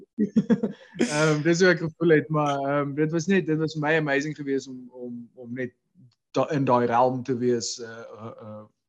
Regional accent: South Africa; ek's 'n Suid-Afrikaner

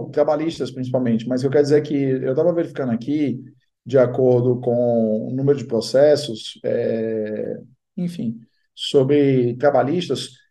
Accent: Fortaleza, Ceará, Brazil; born there; now in São Paulo, Brazil; Davi, eu sou nascido em Fortaleza, eu brinco que eu sou um caso raro, porque eu nasci num dia de enchente, né? No Ceará.

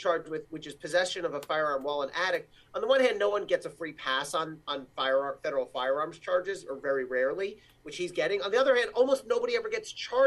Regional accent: Cherry Hill, New Jersey, United States; moved away; to have grown up there

